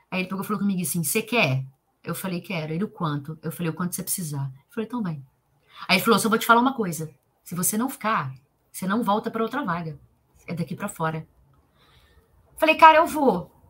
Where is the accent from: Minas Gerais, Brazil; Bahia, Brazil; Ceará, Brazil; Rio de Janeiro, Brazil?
Minas Gerais, Brazil; Leopoldina; eu sou de Leopoldina, cidade pequena, pessoa tem pouco conhecimento, olha onde eu vim parar.